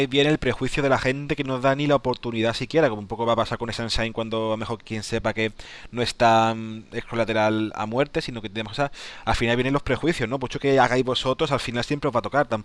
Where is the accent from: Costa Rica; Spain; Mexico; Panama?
Spain; cuando uno ve que se entera de que soy español, a lo mejor ni mira el juego, ¿no?